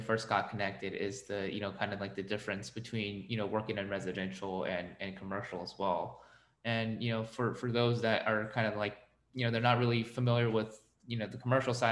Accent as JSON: {"language": "English", "region": "Texas", "country": "United States", "said": "my home state of Texas"}